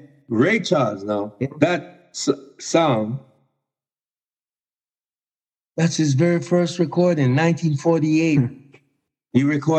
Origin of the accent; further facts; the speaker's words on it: Jamaica; now in Toronto, Canada; I was born in paradise in Jamaica